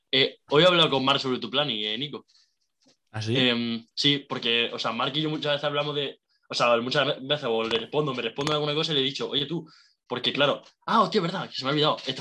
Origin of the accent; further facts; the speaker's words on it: Jaén, Andalusia, Spain; also born or lived in Seville; yo soy de Jaén y estudié en Sevilla